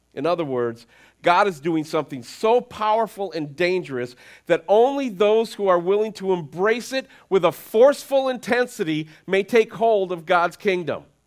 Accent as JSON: {"language": "English", "country": "United States"}